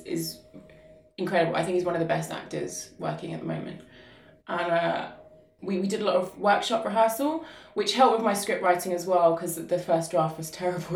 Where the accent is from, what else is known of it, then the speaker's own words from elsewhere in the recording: Luton, East of England, United Kingdom; Luton is my hometown. Um, I was born and raised here